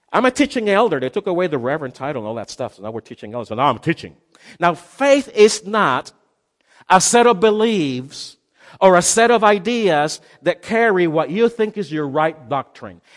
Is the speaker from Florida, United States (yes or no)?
yes; Miami, Florida, United States; I'm from Miami